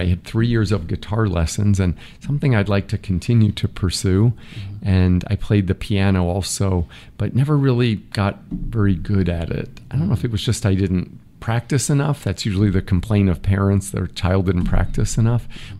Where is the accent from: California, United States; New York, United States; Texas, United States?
New York, United States; Massapequa; We lived near the water. Mm-hmm. So in Massapequa, which mm-hmm. is about an hour from New York City in Nassau County.